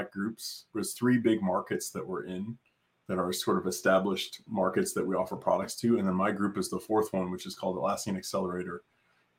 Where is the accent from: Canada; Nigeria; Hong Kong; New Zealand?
Canada; moved away as an adult; now in Austin, United States; I grew up in Canada